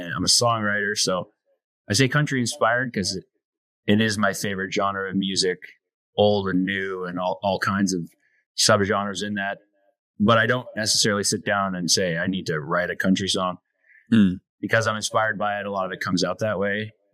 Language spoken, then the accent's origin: English; Canada; I grew up a tiny little, we call it a Métis settlement